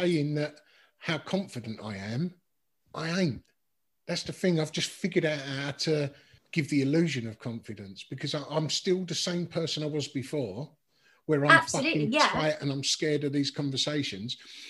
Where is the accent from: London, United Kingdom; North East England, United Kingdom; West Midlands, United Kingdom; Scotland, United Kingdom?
London, United Kingdom; accent: cockney; I've always been conscious about my accent in the art world. Being this loud, brash, cockney bloke